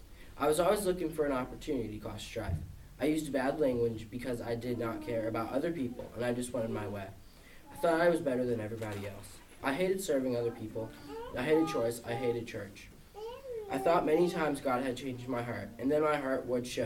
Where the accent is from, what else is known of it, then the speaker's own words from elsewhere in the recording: West Virginia, United States; born there; I was born in West Virginia, and I was abused, so that's why I'm adopted.